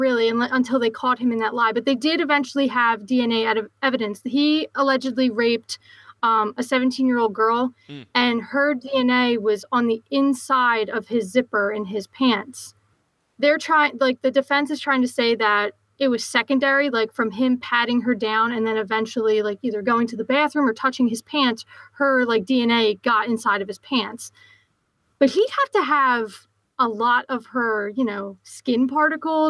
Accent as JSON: {"language": "English", "town": "Philadelphia", "region": "Pennsylvania", "country": "United States", "accent": "Philly", "said": "my Philly accent"}